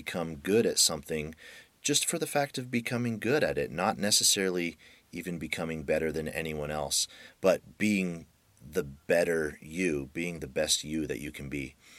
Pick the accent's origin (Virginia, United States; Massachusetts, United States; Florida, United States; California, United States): California, United States; also born or lived in Russia; we're the California dudes.